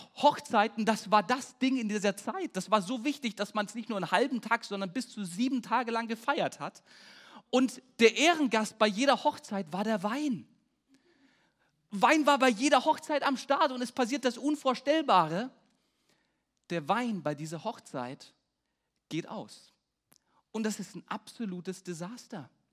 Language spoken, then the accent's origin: German; Peine, Lower Saxony, Germany; Bei uns in Peine haben wir so einen Spruch, der heißt Stahl und Stärke. Äh, Stahl und Herke ist Peines Stärke. Also Herke ist unser Regionalbier.